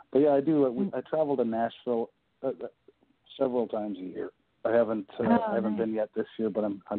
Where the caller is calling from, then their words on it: Canada; I'm calling in from a little town in Canada, really north, like really far north of you guys.